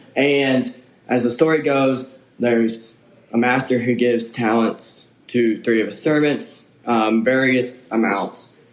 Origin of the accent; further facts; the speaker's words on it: Jackson, Tennessee, United States; now in Henderson, United States; I'm from Jackson, Tennessee.